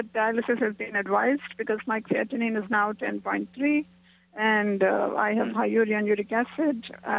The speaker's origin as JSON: {"language": "English", "region": "Dubai", "country": "United Arab Emirates", "said": "I'm from Dubai."}